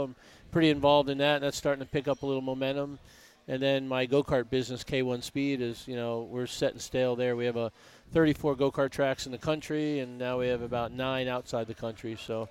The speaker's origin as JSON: {"language": "English", "region": "Connecticut", "country": "United States", "tie": "born or raised there", "moved": "yes", "lives_now": "California, United States", "said": "And I'm not from New York. You know, I grew up in Connecticut. I live in California"}